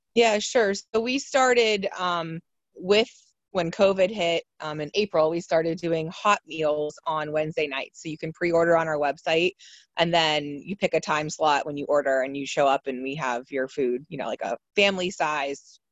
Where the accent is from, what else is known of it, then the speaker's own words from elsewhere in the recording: Salem, Ohio, United States; I'm from Salem, so um, like growing up, you know, we just had Salem stuff